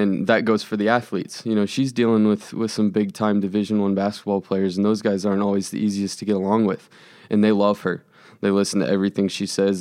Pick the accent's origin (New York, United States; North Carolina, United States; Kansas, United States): Kansas, United States; Overland Park; I grew up in Overland Park